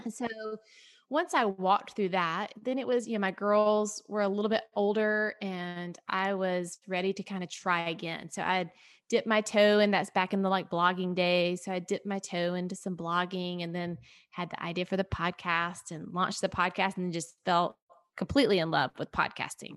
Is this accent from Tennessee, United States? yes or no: yes; Tennessee, United States; moved away as an adult; also born or lived in Atlanta, Georgia; we moved from the Atlanta area, which we had been in forever, to Tennessee, which is where I'm from